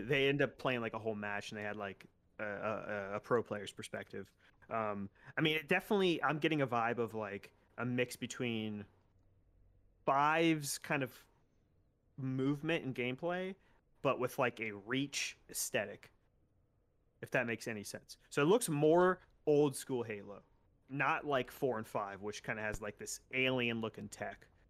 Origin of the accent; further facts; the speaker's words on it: West Palm Beach, Florida, United States; West Palm Beach, my hometown